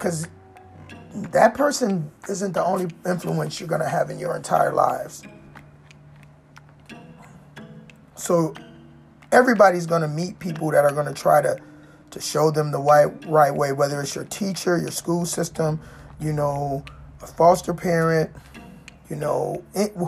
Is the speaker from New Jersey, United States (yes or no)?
no; Washington, District of Columbia, United States; I grew up in Chocolate City